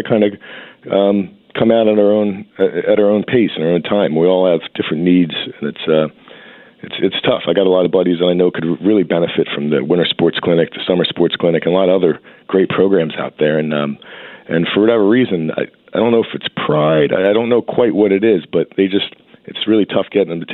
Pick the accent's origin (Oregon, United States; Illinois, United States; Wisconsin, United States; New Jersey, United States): New Jersey, United States; also born or lived in Hamilton, New Jersey; I'm from South Jersey. We don't have too many hills. It's the Pine Barrens